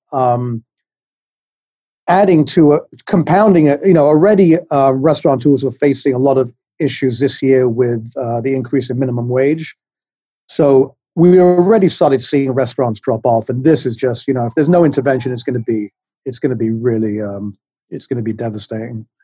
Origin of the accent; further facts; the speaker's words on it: England, United Kingdom; now in New York, United States; I'm from England. You can tell I have a funny accent, but I've been in New York for about 35 years